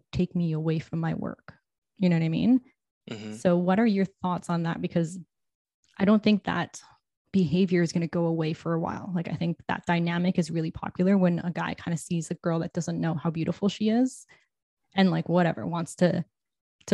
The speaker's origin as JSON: {"language": "English", "town": "Toronto", "region": "Ontario", "country": "Canada", "said": "I'm from Toronto"}